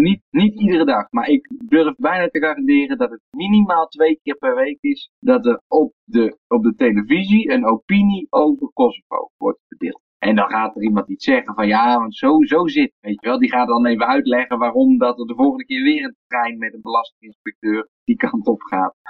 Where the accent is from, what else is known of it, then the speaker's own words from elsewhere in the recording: Netherlands; now in Serbia; wij als Nederlander